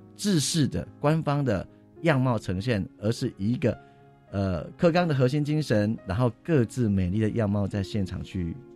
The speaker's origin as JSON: {"language": "Chinese", "region": "Tainan", "country": "Taiwan", "moved": "as an adult", "lives_now": "Nantou County, Taiwan", "said": "我不是南投人，我是台南人"}